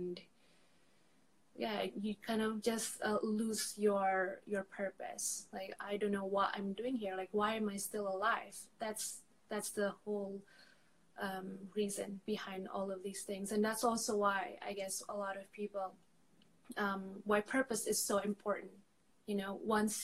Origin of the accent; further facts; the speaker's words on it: Jakarta, Indonesia; also born or lived in Angola / Madrid, Spain; now in Barcelona, Spain; I'm originally from Jakarta